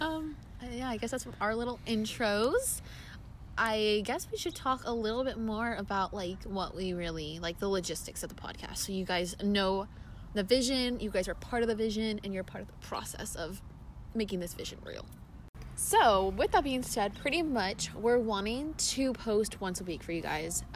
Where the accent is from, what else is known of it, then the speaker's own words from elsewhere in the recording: Arizona, United States; also born or lived in Nevada; I was born in Arizona. I moved to Nevada came back to Arizona, and now I'm going to school in Arizona.